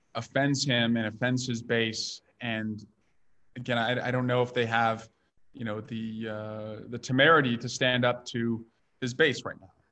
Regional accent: Iowa, United States; now in California, United States; I grew up in Iowa

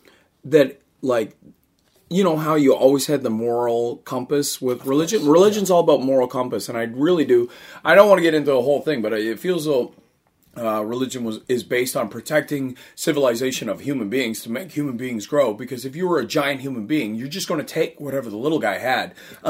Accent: East Coast, United States; because I'm from the East Coast, that's hinging on not just religious

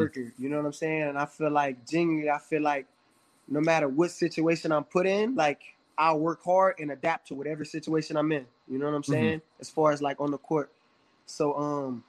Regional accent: Louisiana, United States; we're from Louisiana

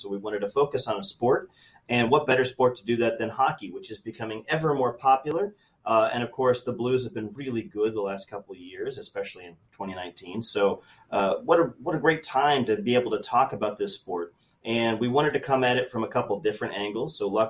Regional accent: Iowa, United States; now in St. Louis, United States; So I've lived in St. Louis about 5 years, and I come from Iowa before that, where we don't have any professional teams.

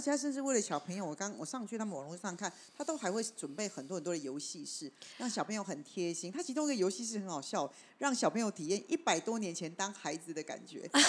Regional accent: Taipei, Taiwan; 因为我住台北嘛

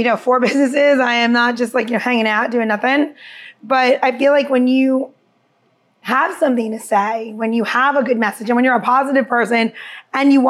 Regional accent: New York, United States; moved away as an adult; also born or lived in Maryland; now in Washington, D.C., United States; I'm from New York originally, and I've lived in DC and Maryland longer than I lived in New York. I came here when I was 18 and went to University of Maryland.

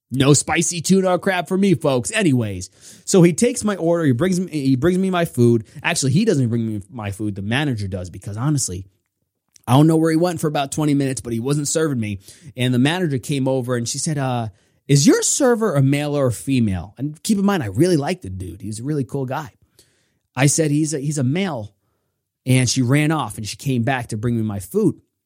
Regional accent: New York, United States; I'm from New York

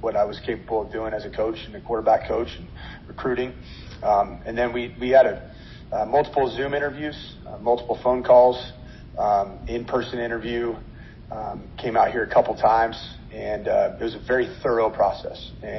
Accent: West Coast, United States; now in Minnesota, United States; I've been in Minnesota for a year and a half, and obviously I'm originally from the West Coast, been in the Pac-12 and Mountain West Conference for a long time

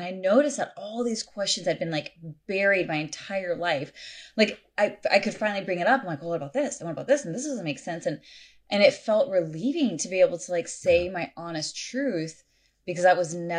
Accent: United States; now in California, United States; I grew up everywhere. My dad was in the military. So we grew up all over the U.S. We lived in Europe. And so I don't have a state I call home, but currently I'm in California.

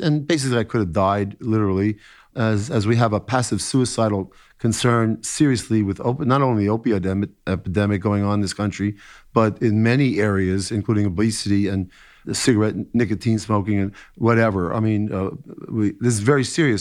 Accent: New York City, New York, United States; I was quite an athlete when I was growing up in New York City

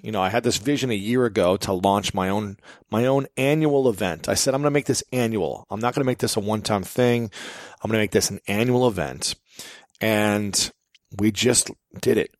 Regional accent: Columbus, Ohio, United States; Columbus, Ohio because that's my hometown. That's where I'm from

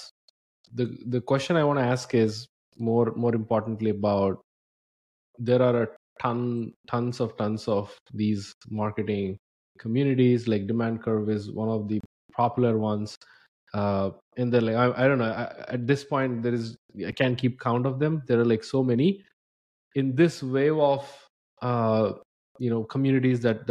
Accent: India; now in United States; I came from India, and as an immigrant in the US

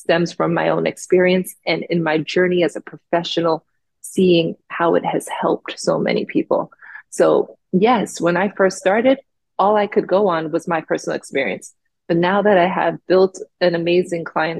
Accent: Jamaica; now in Florida, United States; Me being from Jamaica and growing up in the West Indies

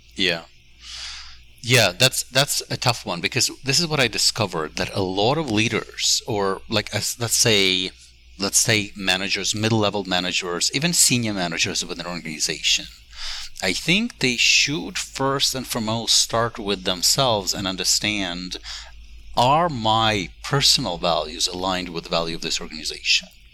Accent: Ukraine; born or raised there; moved away as an adult; now in United States

